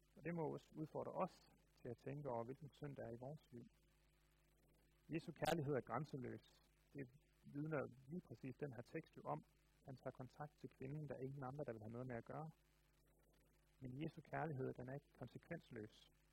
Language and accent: Danish; Denmark; Jeg tror, jeg er meget klassisk dansker